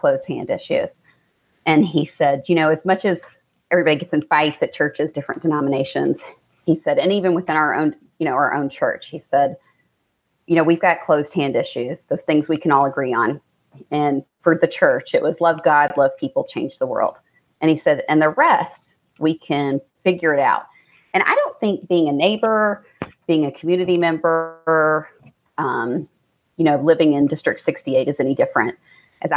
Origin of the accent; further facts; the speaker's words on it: Central Kentucky, United States; moved away as an adult; also born or lived in Seattle / St. Louis; now in Fort Thomas, United States; I'm from Central Kentucky originally. So Richmond, Lexington, that's where most of my family lives now